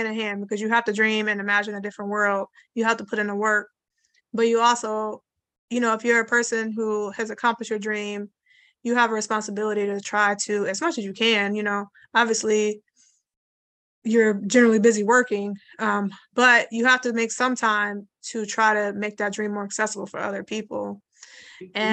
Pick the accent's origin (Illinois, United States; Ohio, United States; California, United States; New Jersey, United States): Ohio, United States; Cleveland; I grew up going to swimming pools in the black neighborhoods we were raised in Cleveland